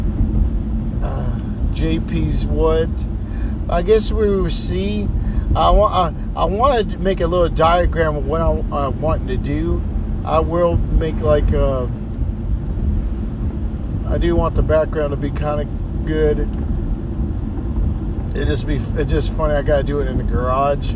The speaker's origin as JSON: {"language": "English", "region": "Texas", "country": "United States", "said": "I'm from Texas"}